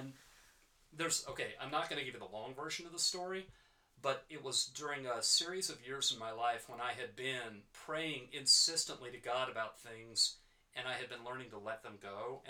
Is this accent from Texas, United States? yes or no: yes; Richardson, Texas, United States; moved away as an adult; also born or lived in Georgia; now in Eugene, United States; I grew up right outside Dallas, Texas, in a suburb called Richardson.